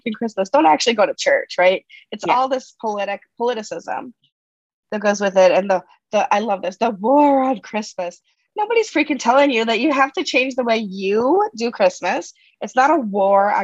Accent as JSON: {"language": "English", "region": "Massachusetts", "country": "United States", "tie": "born or raised there", "said": "I grew up in Massachusetts when I was a kid"}